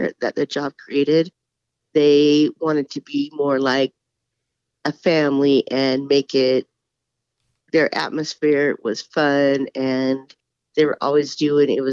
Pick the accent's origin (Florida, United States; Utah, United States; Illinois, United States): Utah, United States; Murray; I was born in Murray, Utah, and raised in Murray, Utah